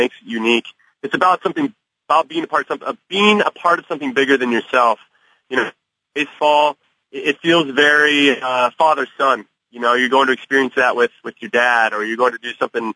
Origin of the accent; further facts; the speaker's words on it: California, United States; I grew up in California